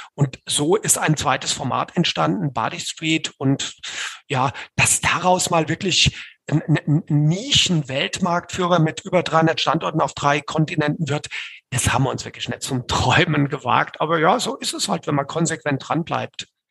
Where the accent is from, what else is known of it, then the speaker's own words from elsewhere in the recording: Hesse, Germany; ich als Hesse